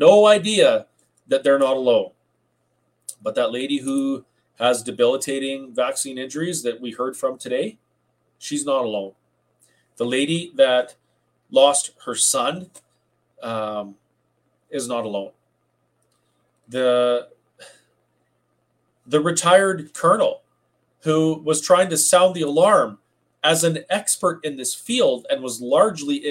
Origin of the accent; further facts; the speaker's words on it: Alberta, Canada; as a Canadian, as an Albertan